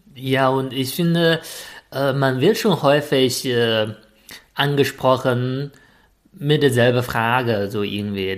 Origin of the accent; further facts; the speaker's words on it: China; German is a second language; moved away as an adult; now in Germany; ich komme aus China